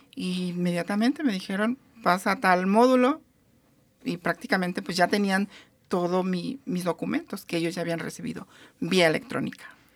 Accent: Mexico; now in United States; en mi país de origen, que es México

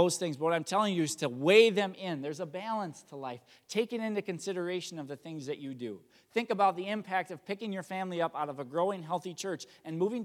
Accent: Chili, Wisconsin, United States; also born or lived in Marshfield, Wisconsin; I'm from Marshfield, Wisconsin area, or actually Chile, Wisconsin

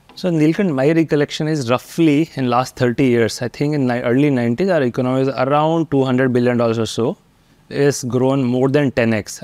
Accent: Haridwar, Uttarakhand, India; moved away; I grew up in Haridwar

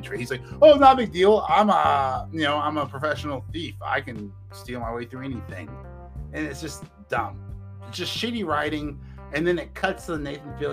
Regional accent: United States; as an American

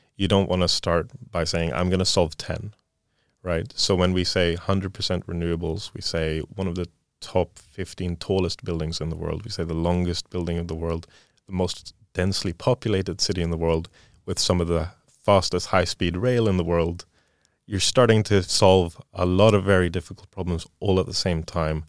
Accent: Sweden; moved away; growing up in Sweden

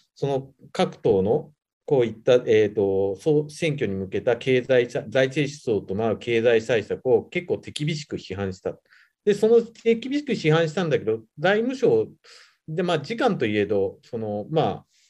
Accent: Nagano, Japan; born or raised there; moved away as an adult; also born or lived in Kyoto / Nagoya

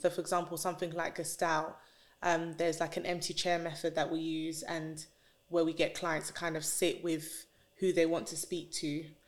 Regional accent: London, United Kingdom; I grew up in North London

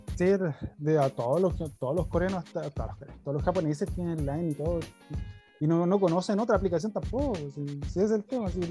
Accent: Chile; accent: chileno; now in Japan; ya hablo como chileno

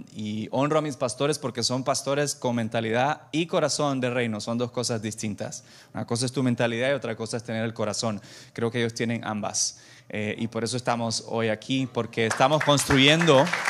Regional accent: El Salvador; moved away; also born or lived in Santa Ana, El Salvador; yo tengo 38 años, soy salvadoreño

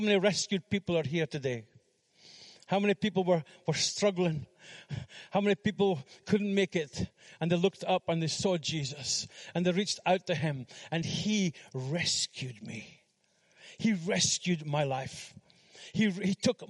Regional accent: Fraserburgh, Scotland, United Kingdom; moved away as an adult; also born or lived in Philippines; we went to Fraserburgh, my hometown

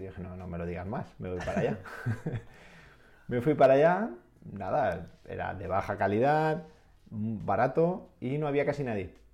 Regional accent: Castellón, Valencian Community, Spain; moved away as an adult; also born or lived in England; tenía una vida en, mi pueblo, en la Bay Castellón

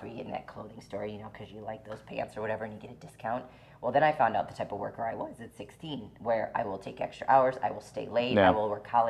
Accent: Midwest, United States; I come from Midwest

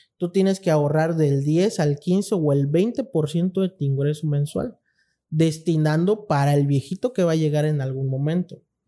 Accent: Cintalapa, Chiapas, Mexico; nosotros como mexicanos, chiapanecos, intalapanecos

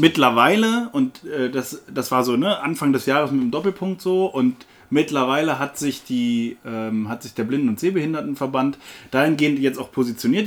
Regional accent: Berlin, Germany; ich als Berliner

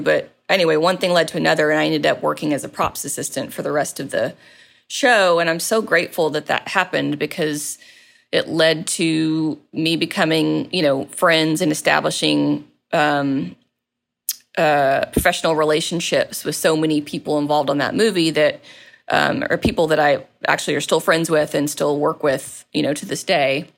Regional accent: Maumelle, Arkansas, United States; moved away as an adult; also born or lived in Little Rock, Arkansas / Conway, Arkansas / New York / Los Angeles; I was born and raised in, uh, the, the Little Rock, North Little Rock area, and, um, spent a lot of my time growing up in Maumelle specifically

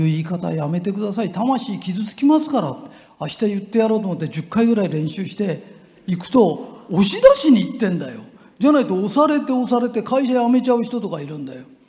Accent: Japan; 俺が日本人だと分かると

